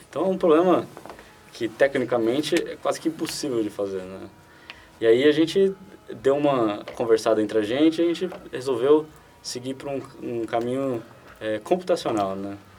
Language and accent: Portuguese; Brazil; a gente é brasileiro